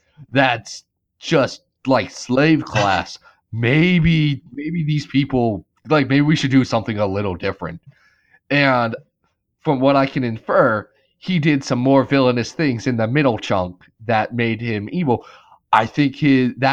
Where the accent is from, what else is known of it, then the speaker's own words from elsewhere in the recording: United States; accent: American; me and my dirty American accent